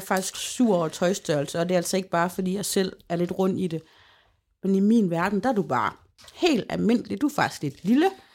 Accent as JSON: {"language": "Danish", "town": "Holme", "country": "Denmark", "moved": "yes", "lives_now": "Aalborg, Denmark", "said": "Holme, hvor jeg kommer fra"}